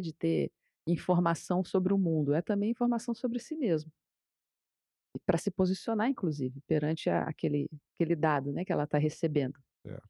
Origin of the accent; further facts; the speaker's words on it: Brazil; A gente, né, brasileiro